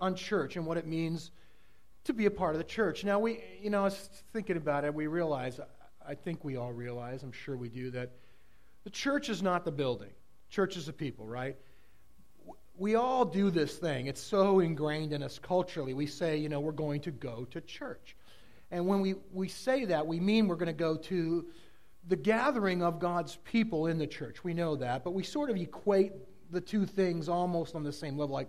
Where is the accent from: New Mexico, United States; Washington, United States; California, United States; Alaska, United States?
California, United States; Southern; now in Oregon, United States; I grew up in Southern California